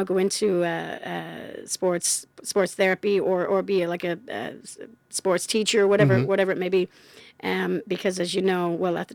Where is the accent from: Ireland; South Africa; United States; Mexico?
Ireland; County Wexford, Leinster; also born or lived in Charlottetown, Canada; now in Canada; I grew up in Ireland